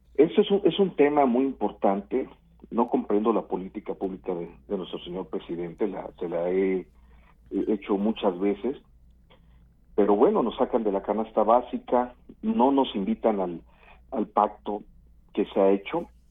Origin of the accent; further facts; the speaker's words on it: Coatzacoalcos, Veracruz, Mexico; moved away as an adult; now in Mexico City, Mexico; yo Nací hace algunos añitos en, en Coatzacoalcos, Veracruz